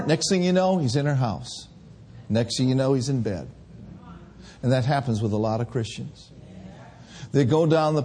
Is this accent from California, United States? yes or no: no; Minneapolis, Minnesota, United States; also born or lived in Bay Area; I grew up in Minneapolis, Minnesota, where all the drugs and all the old friends were